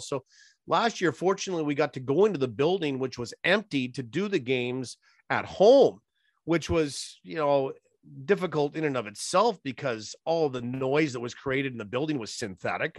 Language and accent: English; Lake Winnipeg, Manitoba, Canada; also born or lived in Swift Current, Saskatchewan; growing up on Lake Winnipeg out at the Boston Bayside